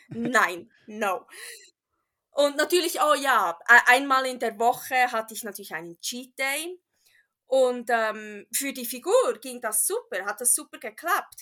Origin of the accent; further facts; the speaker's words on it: Bern, Switzerland; accent: Swiss / Bernese German; first language Bernese German; German is a second language; also born or lived in California; now in Reno, United States; ich bin ja in der Schweiz aufgewachsen